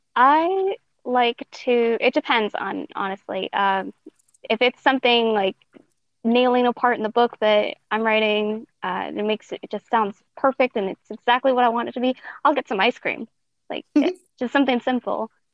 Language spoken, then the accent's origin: English; Montana, United States; also born or lived in Denver, Colorado; then she moved up to Montana.